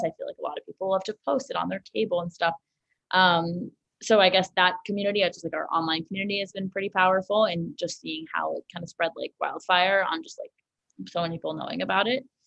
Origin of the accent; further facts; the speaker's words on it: New York City, New York, United States; I grew up in Manhattan.